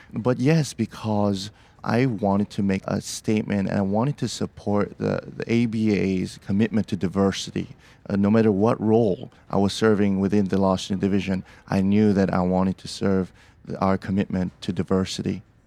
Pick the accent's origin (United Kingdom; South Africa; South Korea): South Korea; Seoul; also born or lived in Portland, Oregon; now in Beaverton, United States; I'm from, originally from Seoul, South Korea, but I consider Portland, Oregon, my home